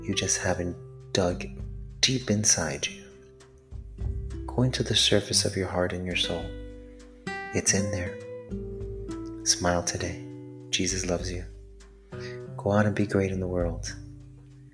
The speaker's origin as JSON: {"language": "English", "town": "Miami", "region": "Florida", "country": "United States", "tie": "born or raised there", "said": "I am from Miami, Florida, born and raised Latino"}